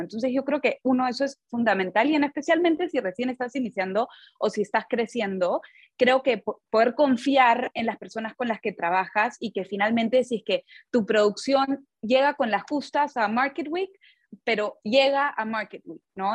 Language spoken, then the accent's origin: Spanish; Peru; yo, bueno, crecí en Perú